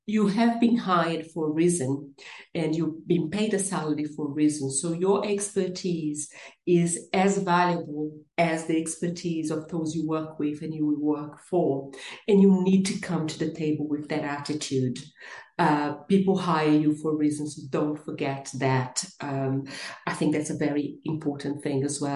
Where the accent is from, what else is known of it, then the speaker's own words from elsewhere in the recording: Brazil; English is a second language; moved away as an adult; now in United Kingdom; I am originally from Brazil and I've been living and working in the UK for the past 24 years